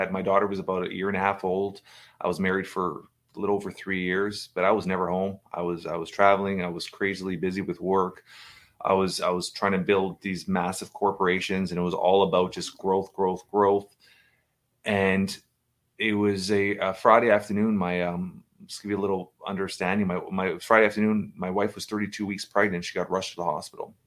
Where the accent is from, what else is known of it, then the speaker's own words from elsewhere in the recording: Toronto, Ontario, Canada; I've been, uh, born and raised in Toronto, Canada